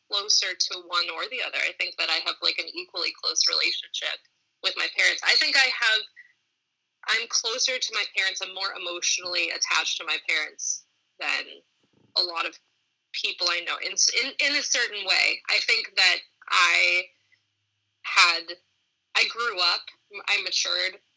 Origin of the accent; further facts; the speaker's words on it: Boston, Massachusetts, United States; so I grew up in Boston, Massachusetts.